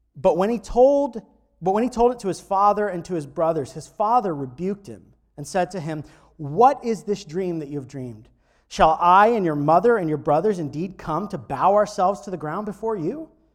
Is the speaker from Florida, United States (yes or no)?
yes; Florida, United States; growing up in Florida